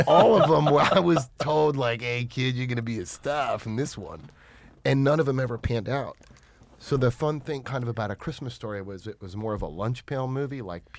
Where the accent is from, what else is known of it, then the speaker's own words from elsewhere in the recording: New York, United States; born there; I was born in New York and started doing commercials there.